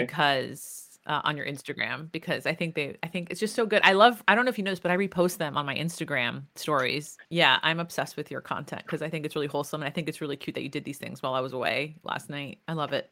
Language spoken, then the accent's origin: English; United States; I was raised in Greek America